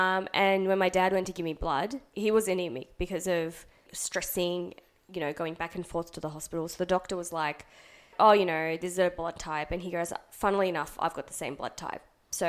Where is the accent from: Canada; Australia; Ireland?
Australia; also born or lived in Pakistan; So I was born here